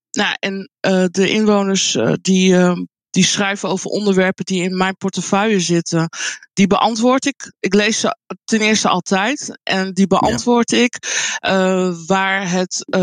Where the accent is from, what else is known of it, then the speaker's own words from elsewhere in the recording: Colombia; now in Netherlands; Nee, het is in ehm, Zuid-Amerika, Colombia, waar ik vandaan kom, is het ehm, heel gebruikelijk. Hier in Nederland is het weinig voorkomend, eigenlijk heel uniek.